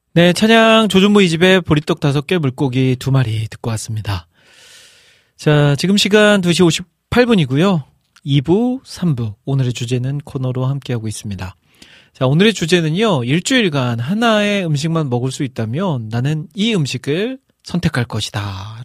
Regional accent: Iksan, North Jeolla, South Korea; moved away; 제가 저희 고향, 고향이 익산이잖아요

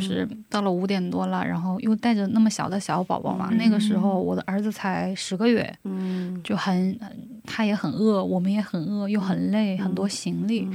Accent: China; moved away as an adult; also born or lived in South Korea; 我是中国人

